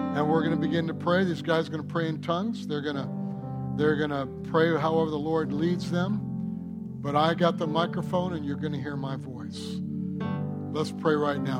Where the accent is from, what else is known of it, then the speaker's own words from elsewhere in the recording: Detroit, Michigan, United States; I was born in Detroit.